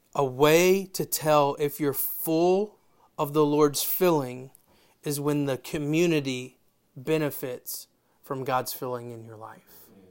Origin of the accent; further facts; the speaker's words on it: Memphis, Tennessee, United States; I'm from Memphis